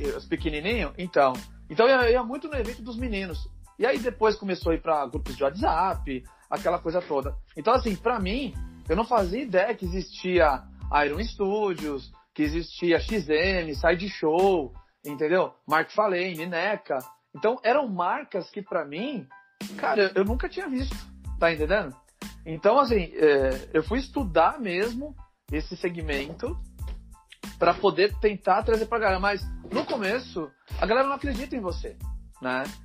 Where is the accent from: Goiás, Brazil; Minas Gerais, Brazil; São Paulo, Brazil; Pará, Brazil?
São Paulo, Brazil; ABC Paulista; a gente é do ABC Paulista, a gente é São Caetano, Santo André